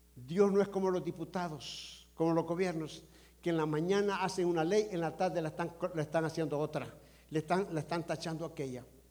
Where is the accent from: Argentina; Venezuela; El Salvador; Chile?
El Salvador; now in United States; como buen salvadoreño